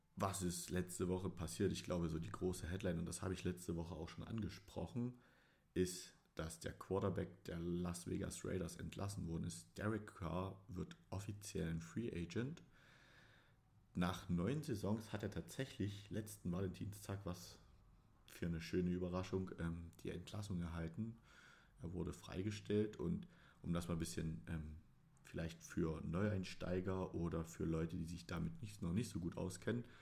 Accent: Dresden, Saxony, Germany; ich bin Sachse, um es genau zu nehmen, Dresdner

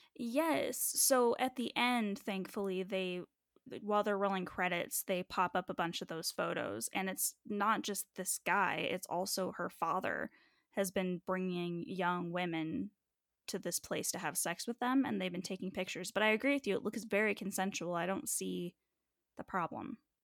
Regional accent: United States; I'm that American

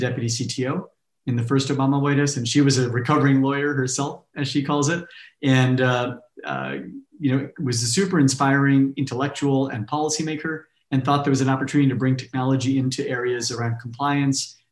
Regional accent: Fresno, California, United States; I grew up in California in an ag town called Fresno in the Central Valley

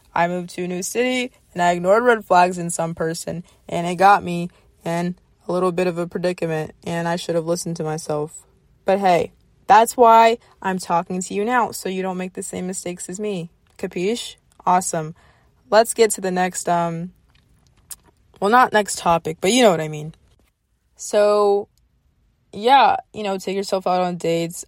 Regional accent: the South, United States; I grew up in the South

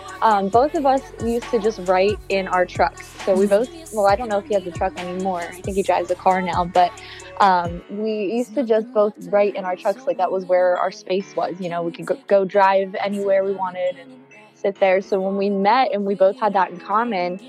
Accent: Bucks County, Pennsylvania, United States; also born or lived in Poconos / Philadelphia suburbs; I'm from Bucks County. I'm kind of from all over Pennsylvania.

